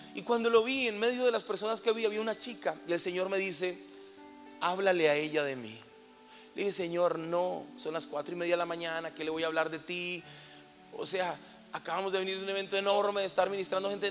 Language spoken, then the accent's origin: Spanish; Colombia; moved away as an adult; now in Mexico; soy colombiano, llevo seis años viviendo en México